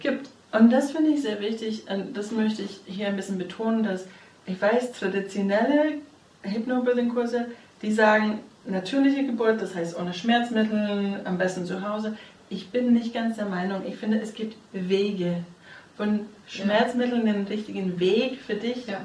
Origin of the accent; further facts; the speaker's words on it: United States; now in Germany; ich bin Amerikanerin